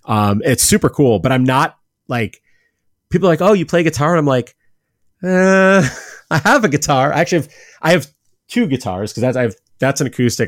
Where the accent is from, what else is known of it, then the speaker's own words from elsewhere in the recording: Cleveland, Ohio, United States; I'm from Cleveland, I'm a Guardians fan